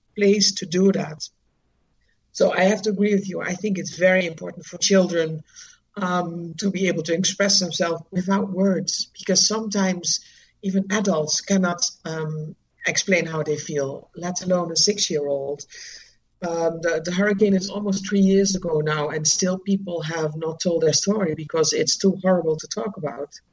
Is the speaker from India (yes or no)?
no; Netherlands; moved away as an adult; now in Dominica; I'm originally from the Netherlands and I knew I didn't want to continue living there